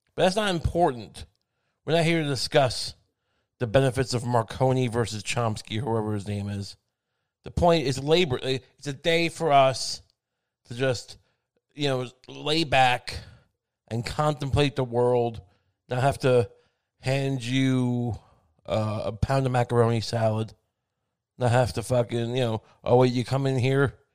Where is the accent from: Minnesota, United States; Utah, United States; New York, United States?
New York, United States; Long Island; I grew up on Long Island where the food was seasoned